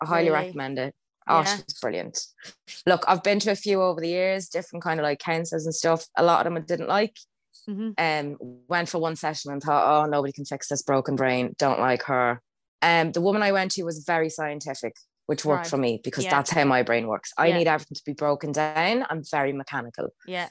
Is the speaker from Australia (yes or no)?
yes; Australia; I'm so Australian. That's so embarrassing.